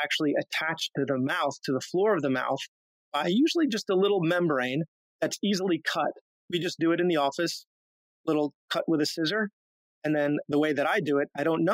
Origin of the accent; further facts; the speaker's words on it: Long Island, New York, United States; moved away as an adult; also born or lived in Pennsylvania / Buffalo / Washington, D.C.; I grew up on Long Island